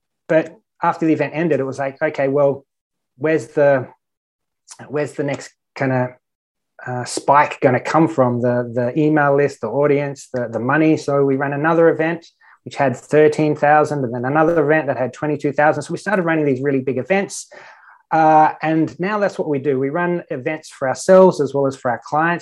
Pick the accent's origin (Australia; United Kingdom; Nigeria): Australia; moved away as an adult; now in Malta; I'm an Australian online business owner.